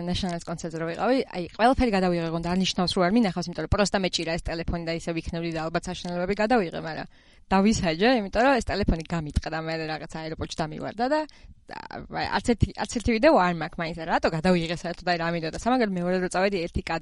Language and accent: Georgian; Georgia; რომ ესე საქართველოსდან ვართ